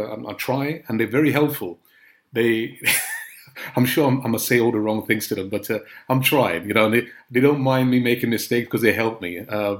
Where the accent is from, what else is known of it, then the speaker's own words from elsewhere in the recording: Grenada; born there; I was born in Grenada. My family are Trinidadians, but I was born in Grenada. My mum was Grenadian, so when she was having me, she went back to Grenada. My brother and sister were born in Trinidad.